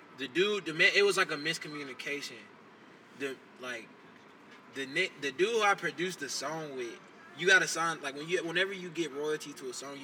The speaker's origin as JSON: {"language": "English", "town": "Rock Hill", "region": "South Carolina", "country": "United States", "said": "Rockville, South Carolina as well."}